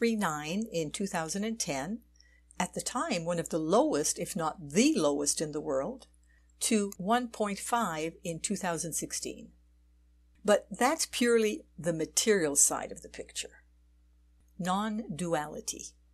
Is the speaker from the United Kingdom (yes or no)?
no; Switzerland; And in my home country, Switzerland, it is a very modest 1.5.